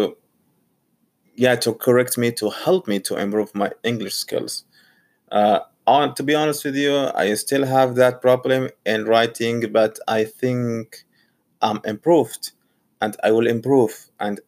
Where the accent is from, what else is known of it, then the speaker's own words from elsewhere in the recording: Saudi Arabia; English is a second language; moved away as an adult; now in Portsmouth, United Kingdom; Originally, I'm from Saudi Arabia, but now I'm in Portsmouth